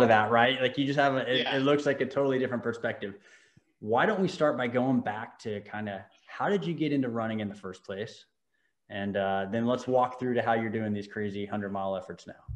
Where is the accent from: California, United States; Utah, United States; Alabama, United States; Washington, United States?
California, United States; Newport Beach; I was born in Newport beach